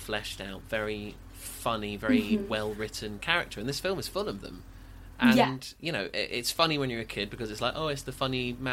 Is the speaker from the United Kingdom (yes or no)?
yes; Suffolk, East of England, United Kingdom; we're both from Suffolk